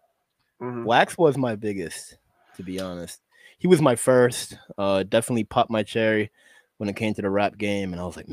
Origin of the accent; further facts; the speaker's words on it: Boston, Massachusetts, United States; also born or lived in Syracuse, New York / Brockton, Massachusetts; now in Bellingham, United States; Originally Syracuse, New York. I was born. And then I moved to Boston for a greater part of my life.